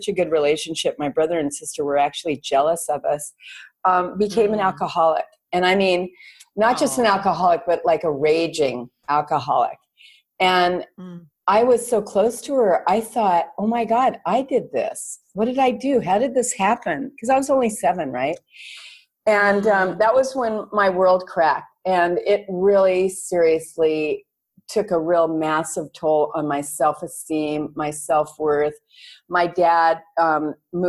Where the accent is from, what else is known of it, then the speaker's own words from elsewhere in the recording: Los Angeles, California, United States; now in Koh Phangan, Thailand; I'm a Valley girl and brought up in the San Fernando Valley in California